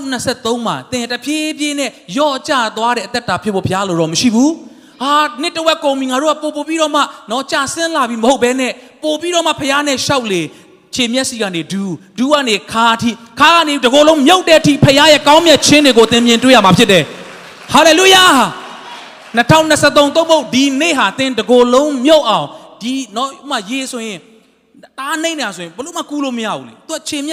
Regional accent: Monywa, Sagaing Region, Myanmar; born or raised there; moved away

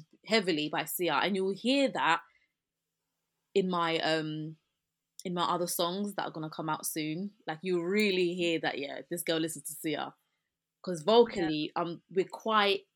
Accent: England, United Kingdom; accent: British; So my accent is like this. I'm English, I'm British, so this is my accent

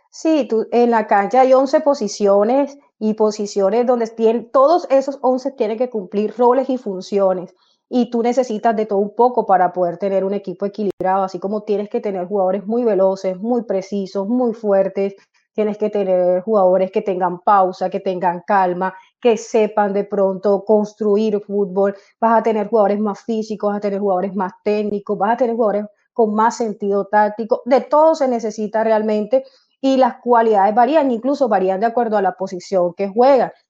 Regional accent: Colombia; now in Germany; mi familia en Colombia, porque soy colombiana

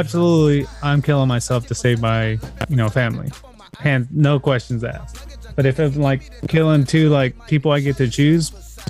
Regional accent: Texas, United States; everybody knew I was from Texas. I was a Southern boy

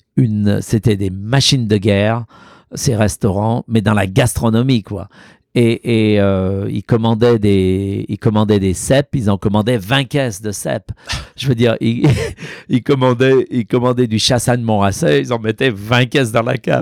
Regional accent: Auvergne-Rhône-Alpes, France; also born or lived in Lyon; now in New York, United States; chez moi, à la maison, là où j'ai grandi. Et euh, il y a existé le café Boulu ah dans mon village, dans ma ferme

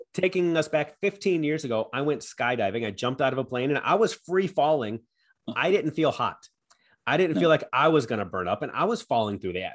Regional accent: United States; as an American

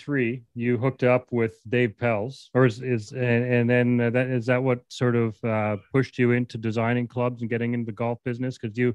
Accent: Canada; I think we Canadians need it.

